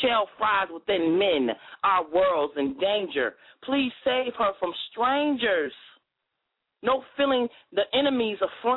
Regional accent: New Jersey, United States; now in Nashville, United States; I'm from Jersey, but I reside in Nashville

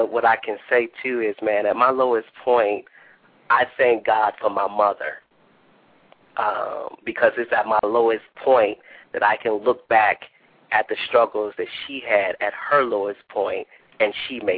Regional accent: Cleveland, Ohio, United States; also born or lived in Bowling Green, Ohio; now in Toledo, United States; I was born and raised in Cleveland, Ohio

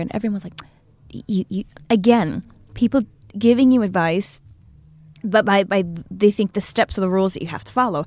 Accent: Malaysia; moved away as an adult; also born or lived in New York; now in Los Angeles, United States; I'm from Malaysia

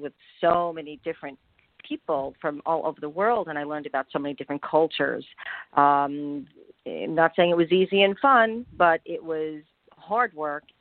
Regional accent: Long Island, New York, United States; also born or lived in Connecticut; I was born in Connecticut and raised in the suburbs of New York, Long Island, New York, to be exact

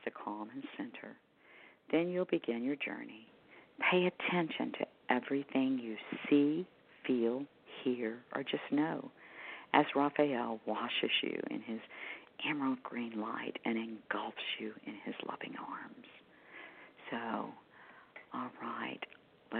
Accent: Houston to Galveston, Texas area, United States; moved away; I've relocated back to my hometown where I was born and raised

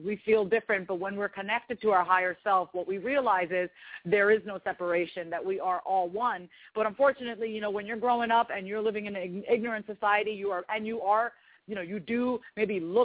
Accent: Long Island, New York, United States; now in Kansas City, United States; I was raised on Long Island, New York.

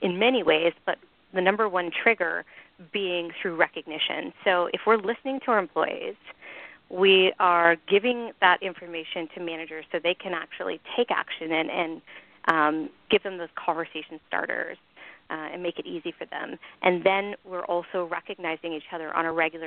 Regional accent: Canada; moved away; I'm originally Canadian

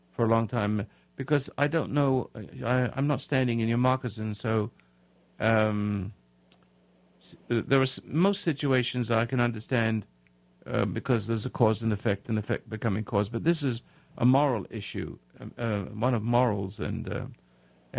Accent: England, United Kingdom; now in United States; I'm from England, and I've been away for 56 years.

